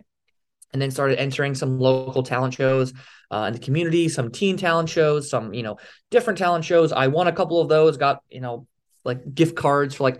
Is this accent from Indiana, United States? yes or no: no; Philadelphia, Pennsylvania, United States; moved away; I was originally from the Philadelphia area